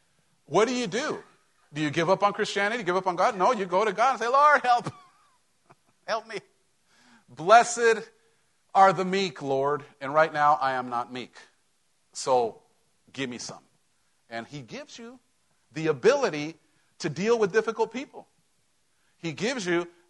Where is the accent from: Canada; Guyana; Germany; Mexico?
Mexico; moved away; growing up in Mexico